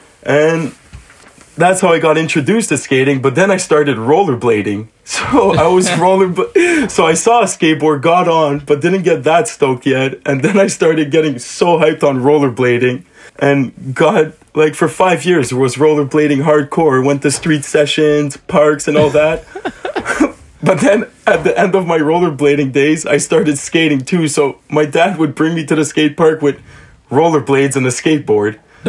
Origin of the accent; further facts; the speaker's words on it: South Shore of Montreal, Quebec, Canada; I grew up on the South Shore of Montreal.